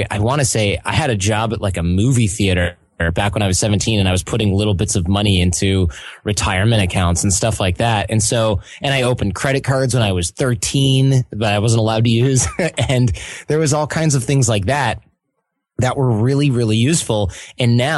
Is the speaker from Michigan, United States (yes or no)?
yes; Detroit, Michigan, United States; we're from Detroit